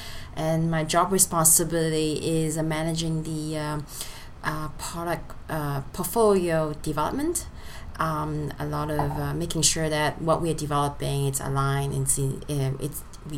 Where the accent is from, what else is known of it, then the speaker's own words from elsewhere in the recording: Hong Kong; born there; English is a second language; also born or lived in France; Yes, I was born in Hong Kong.